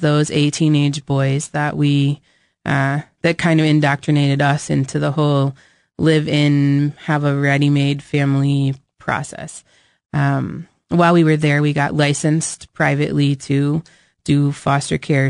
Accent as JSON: {"language": "English", "region": "New Hampshire", "country": "United States", "tie": "born or raised there", "said": "we, we grew up in New Hampshire"}